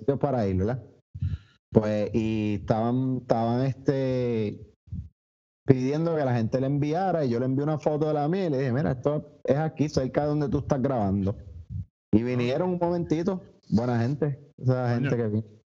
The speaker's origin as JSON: {"language": "Spanish", "country": "Puerto Rico", "said": "los puertorriqueños"}